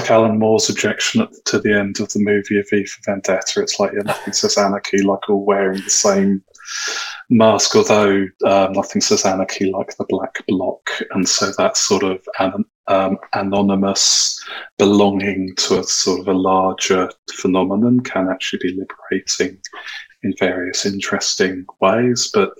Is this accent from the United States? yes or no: no; Vancouver, British Columbia, Canada; I'm from Vancouver, so I was on stage after the CryptoKitties team